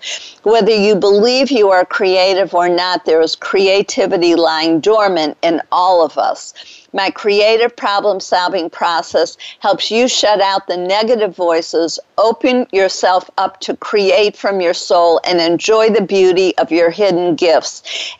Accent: Detroit, Michigan, United States; now in Dallas, United States; It's a robin, which was my favorite bird growing up in Detroit.

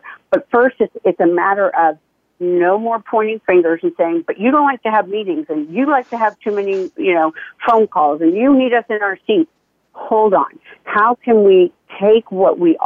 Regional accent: Canada; moved away as an adult; also born or lived in United States; I'm Canadian.

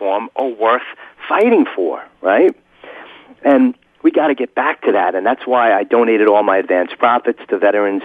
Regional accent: New York, United States; I grew up in New York from a competitive family

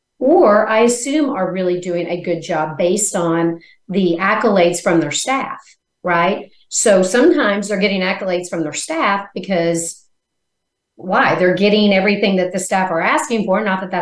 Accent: Missouri, United States; born there; So one is, I was born in Missouri. It's a show me state.

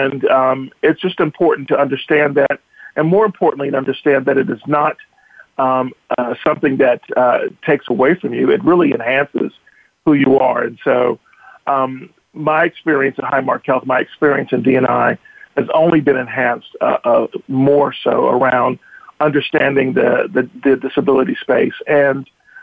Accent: Georgia, United States; I am originally from Georgia, grew up as a military brat, so my father traveled all over the world, ended up at home in Georgia.

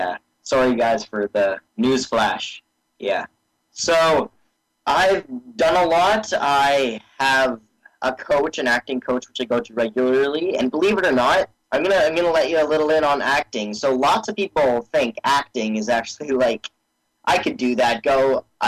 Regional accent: Canada; is I'm from Canada

